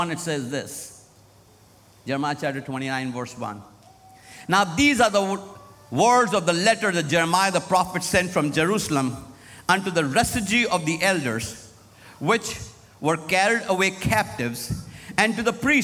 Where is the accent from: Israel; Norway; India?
India; Lucknow, Uttar Pradesh; moved away as an adult; now in United States; my hometown where I was raised in Lucknow, India, North India